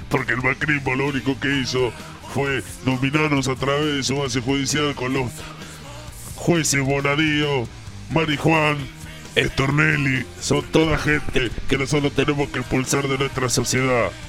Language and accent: Spanish; Temperley, Buenos Aires Province, Argentina; Estamos acá con los muchachos de Loma Hermosa, somos de Temperley nosotros